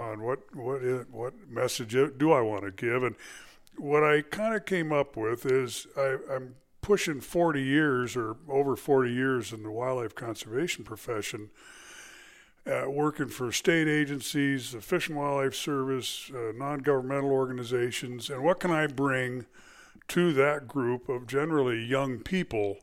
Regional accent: California, United States; moved away as an adult; also born or lived in Arizona; I was born in California, uh, spent, uh, my life there

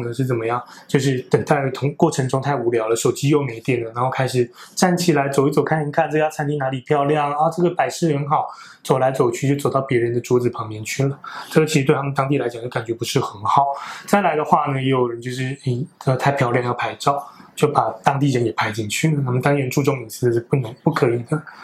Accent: Taiwan; 我们台湾人比较容易不能接受的习惯是什么呢

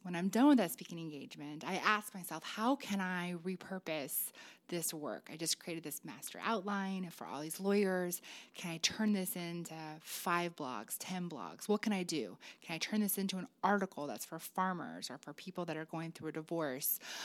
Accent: Illinois, United States; moved away; my home state of Illinois

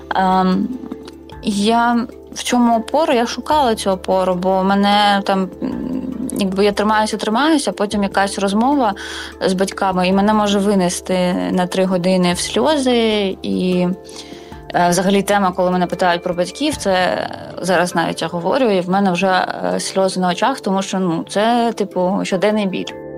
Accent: Mariupol, Donetsk Oblast, Ukraine; moved away; я з Маріуполя

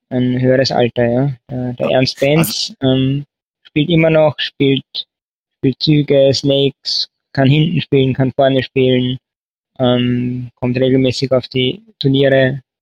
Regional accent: Lower Austria, Austria; moved away as an adult; now in Vienna, Austria; Jo, also ich komme aus Österreich, äh, eigentlich aus Niederösterreich und bin dann vor 15 Jahren nach Wien gezogen äh, zum Studieren

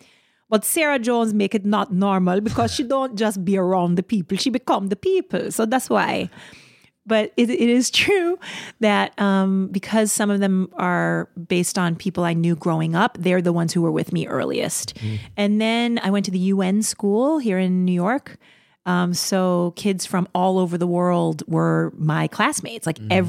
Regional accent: Russia; English is a second language; I'm from Russia.

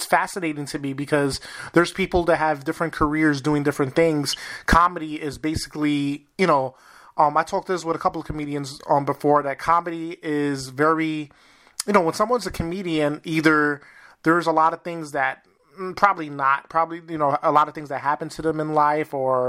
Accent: New York City, New York, United States; now in Wisconsin, United States; I'm originally from New York City

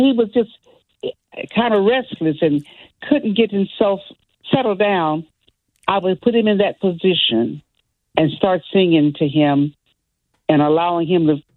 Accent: West Virginia, United States; moved away; also born or lived in New Haven, Connecticut; I came from West Virginia. My dad was the choir master of the church there

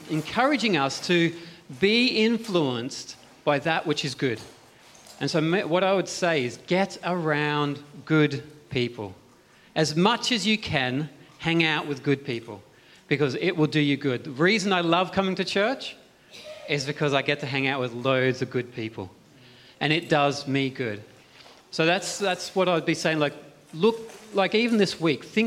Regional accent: Australia; moved away as an adult; now in Cowes, United Kingdom; I came from Australia where you had the masses of open land

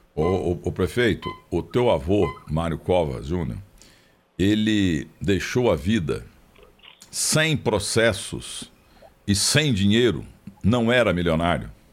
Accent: Minas Gerais, Brazil; eu sou mineiro

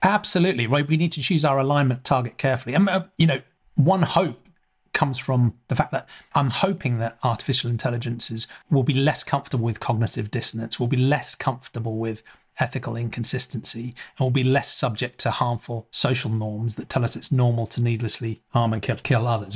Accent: England, United Kingdom; I grew up in England

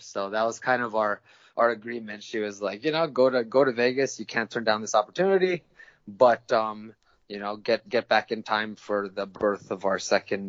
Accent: Tokyo, Japan; I was born and raised in Tokyo, Japan, actually. I'm half Filipino, half American, but I was born and raised in Tokyo, Japan because my parents are international school teachers.

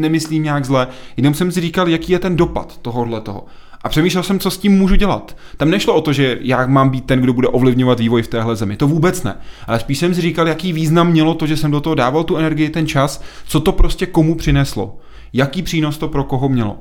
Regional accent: České Budějovice, South Bohemian Region, Czechia; já jsem z Budějc

